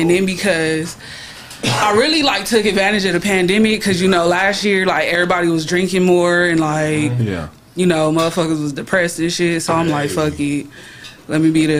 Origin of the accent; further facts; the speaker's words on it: Compton, California, United States; I'm from Compton.